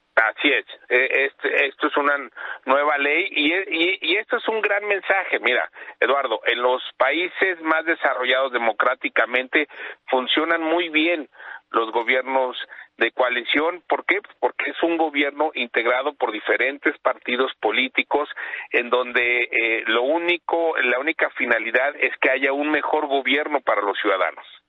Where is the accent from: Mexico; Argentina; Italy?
Mexico; State of Mexico; soy un mexicano que quiere que salga adelante en nuestro Estado de México